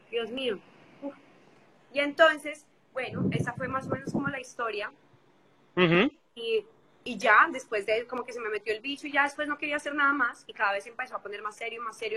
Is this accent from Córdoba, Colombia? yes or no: no; Bogotá, Colombia; moved away as an adult; also born or lived in London / Los Angeles; now in Madrid, Spain; Bueno, pues yo soy de Colombia